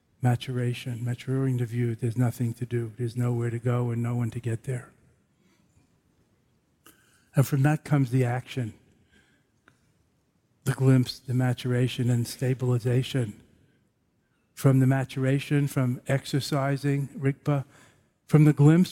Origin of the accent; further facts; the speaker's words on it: New York City, New York, United States; I'm from Brooklyn